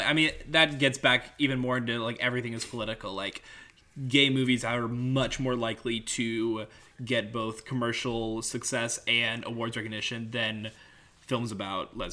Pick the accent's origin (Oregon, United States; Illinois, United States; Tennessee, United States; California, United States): Tennessee, United States; growing up in Tennessee